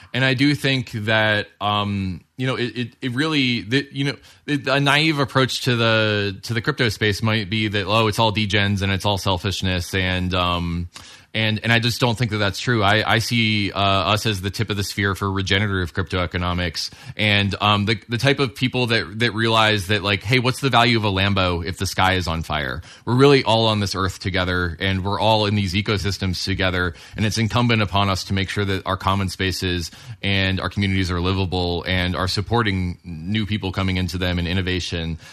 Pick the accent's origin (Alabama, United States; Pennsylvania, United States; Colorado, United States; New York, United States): Colorado, United States; I'm from Colorado